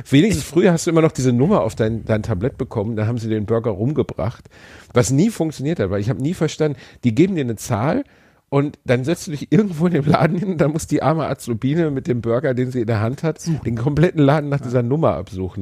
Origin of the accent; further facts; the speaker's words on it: Gelsenkirchen, North Rhine-Westphalia, Germany; meiner Heimatstadt